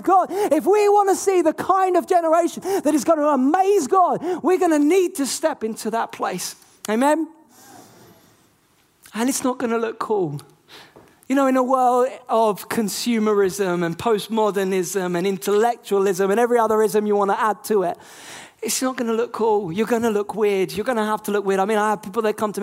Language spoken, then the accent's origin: English; England, United Kingdom; I'm not American, I'm English.